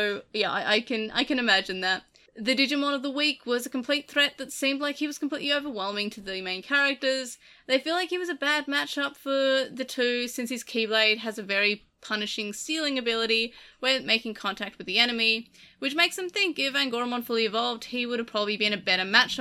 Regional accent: Australia; I'm Australian

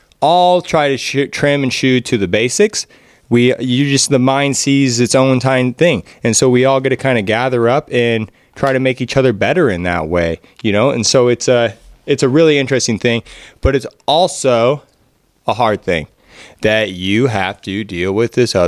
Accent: Pacific Northwest, United States; we're all from the Northwest, but we have different practices. Each one of us, me, Jesse, and Brian are on the west side of the states, so we're a little bit wetter climate.

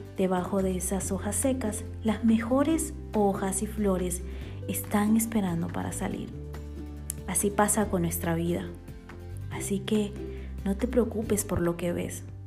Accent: Bolivia; now in Guatemala; boliviana por amor y nacimiento y también guatemalteca por amor y residencia

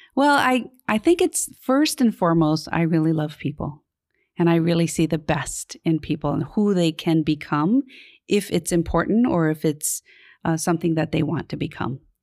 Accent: Honolulu, Hawaii, United States; I grew up in Kalihi, um, off of Liliha Street.

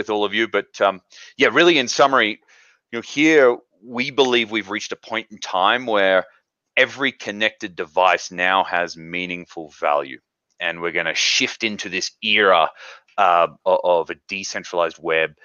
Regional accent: Australia; moved away as an adult; now in Park City, United States; Originally, I'm from Australia, have been here in the States for about 5 years now.

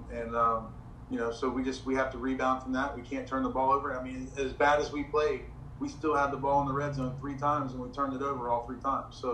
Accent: Morrow, Ohio, United States; moved away as an adult; also born or lived in West Virginia / Asheboro, North Carolina / Palm Bay, Florida; now in South Florida, United States; I grew up in Morrow, Ohio. It's a small town outside of Cincinnati

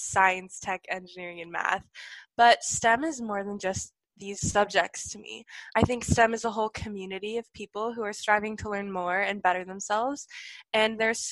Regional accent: Ontario, Canada; I'm from Ontario, Canada.

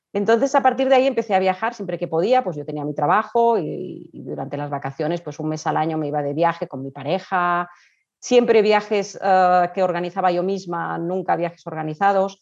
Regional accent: Spain; also born or lived in Colombia; pero de pequeñita me fui a vivir a España

